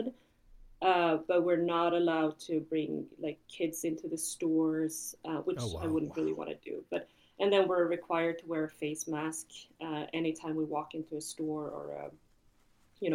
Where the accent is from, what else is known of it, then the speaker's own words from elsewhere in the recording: Ekerö, Stockholm County, Sweden; also born or lived in Hawaii; now in Chicago, United States; I grew up on Ekerö